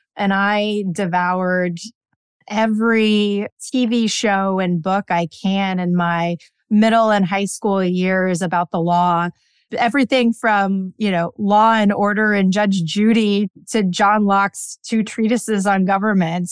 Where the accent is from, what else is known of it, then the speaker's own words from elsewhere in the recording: outside of Atlanta, Georgia, United States; I grew up outside of Atlanta, Georgia.